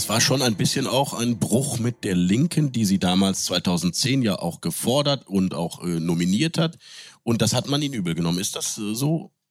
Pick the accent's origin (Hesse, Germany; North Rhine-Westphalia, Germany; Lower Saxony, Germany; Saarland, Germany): North Rhine-Westphalia, Germany; Cologne; moved away; also born or lived in Munich; Ich habe als Kölner in München gelebt